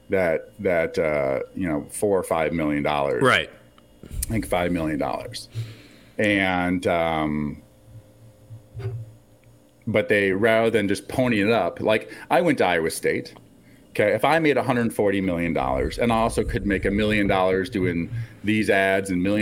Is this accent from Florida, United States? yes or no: no; Iowa, United States; I'm from Iowa, but I seem to do travel everywhere. Today I'm in San Francisco.